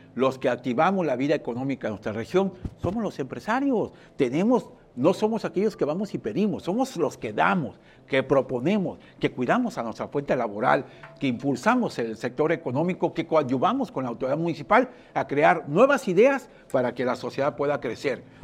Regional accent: Puerto Vallarta, Jalisco, Mexico; Yo nací aquí en Puerto Vallarta, una ciudad 100% turística

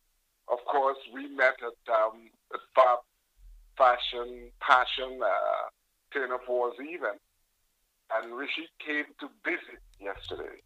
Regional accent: Tobago, Trinidad & Tobago; I am from Tobago

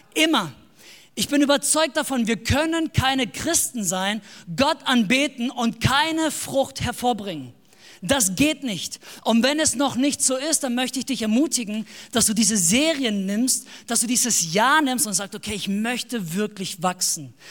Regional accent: Baden-Württemberg, Germany; wir kommen noch aus dem Ländle, wie man sagt, in Baden-Württemberg. Wir leben in einem kleinen Dorf mit ungefähr zweieinhalbtausend Einwohnern.

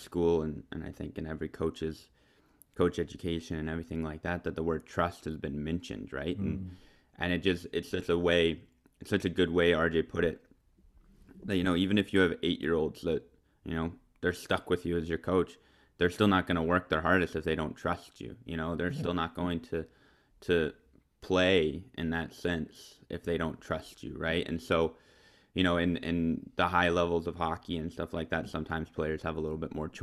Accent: United States; as an American

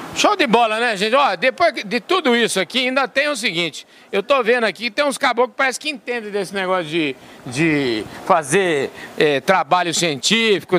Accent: near Botucatu, São Paulo, Brazil; lá em Botucatu, lá perto da minha terra

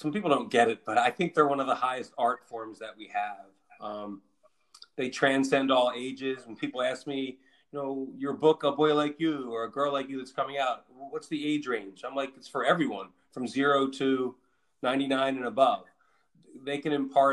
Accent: Philadelphia, Pennsylvania, United States; also born or lived in California; I've lived most of my life in Philly and near Philly

